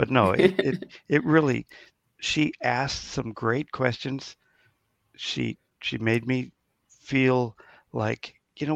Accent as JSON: {"language": "English", "region": "California", "country": "United States", "said": "I'm from California"}